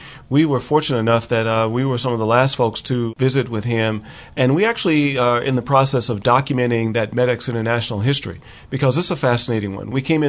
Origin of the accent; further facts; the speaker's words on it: East Texas, United States; now in Seattle, United States; I've been in Seattle since 1975, but I'm originally from Texas.